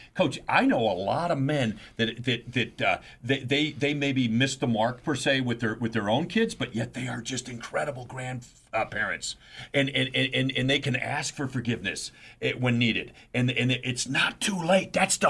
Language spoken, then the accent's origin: English; New York City, New York, United States; I grew up in New York City